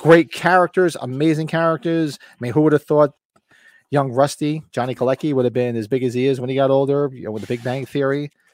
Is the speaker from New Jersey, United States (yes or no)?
yes; Bergen County, New Jersey, United States; moved away; where I grew up in Bergen County, there's no Walmarts